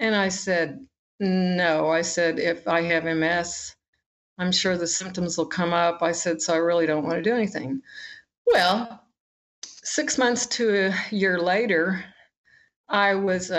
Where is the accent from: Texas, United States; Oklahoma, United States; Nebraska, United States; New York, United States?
Oklahoma, United States; I'm from Oklahoma.